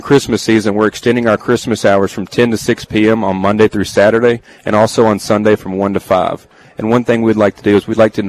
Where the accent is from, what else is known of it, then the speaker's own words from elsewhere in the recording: Arkansas, United States; moved away as an adult; also born or lived in Conway, Arkansas; now in Memphis, United States; obviously I'm from Arkansas. I wanted to move back to Memphis. Yeah. I was living here for about 2.5 years and moved back to Conway to run that store.